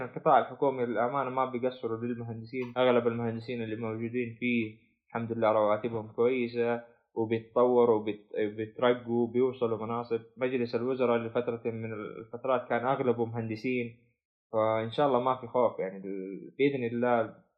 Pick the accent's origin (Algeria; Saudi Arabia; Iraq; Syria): Saudi Arabia; عندنا في السعودية